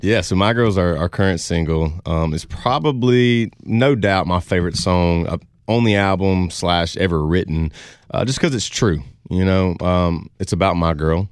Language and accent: English; Louisiana, United States; I'm from, uh, like I said, I'm from Louisiana.